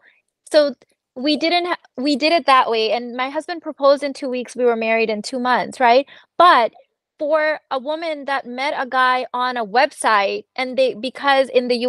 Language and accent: English; Pakistan; we're Pakistani